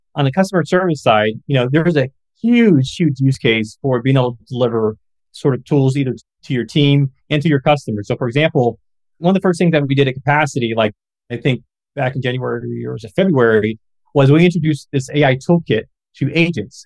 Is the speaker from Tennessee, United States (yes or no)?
no; Galesburg, Illinois, United States; my hometown of Galesburg, Illinois